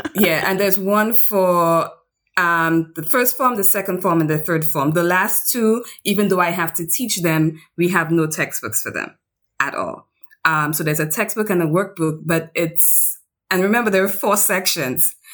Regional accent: St. Lucia; also born or lived in Pennsylvania / Japan; I come from the Caribbean island of Saint Lucia

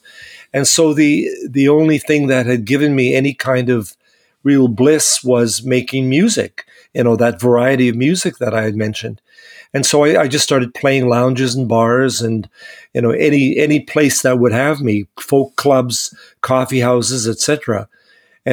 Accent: Winnipeg, Manitoba, Canada; born or raised there

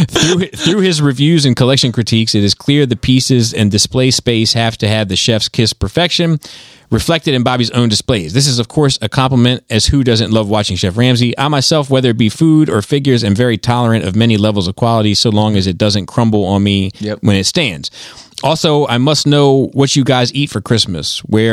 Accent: Baltimore, Maryland, United States; As someone who was born and raised in Baltimore, there's so much to go food and drink-wise around here.

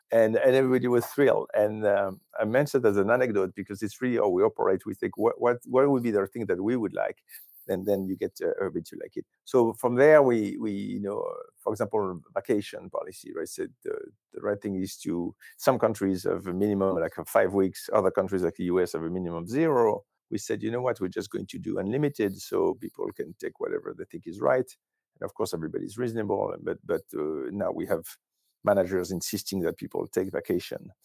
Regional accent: France; moved away; I'm originally from France

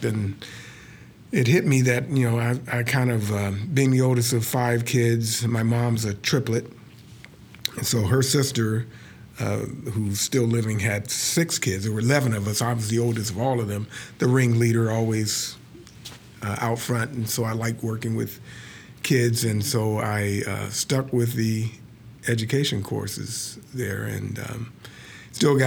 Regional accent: Chicago, Illinois, United States; Born and raised in Chicago.

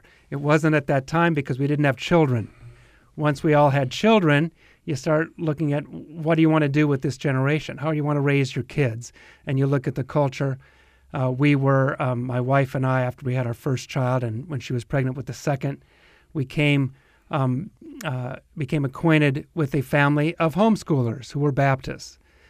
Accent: Midwest, United States; I was raised Methodist in the Midwest.

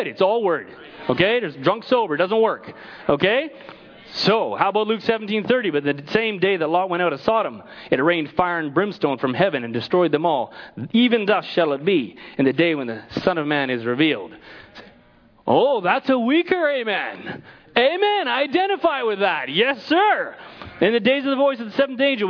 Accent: Canada; I'm Canadian

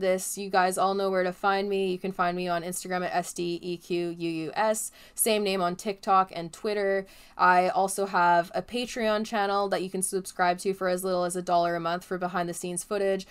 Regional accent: Canada; As a Canadian

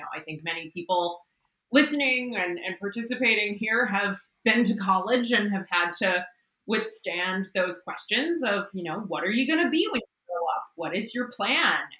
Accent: Midwest, United States; moved away as an adult; also born or lived in Pittsburgh, Pennsylvania / San Francisco, California / Oakland, California; now in Seattle, United States; I grew up in the Midwest and then went to school in Pittsburgh, Pennsylvania

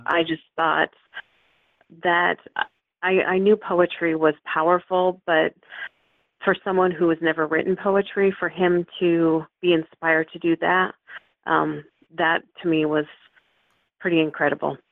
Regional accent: Vancouver, Washington, United States; also born or lived in Seattle, Washington; I was born in Seattle, Washington, but I've pretty much lived in Vancouver all my life

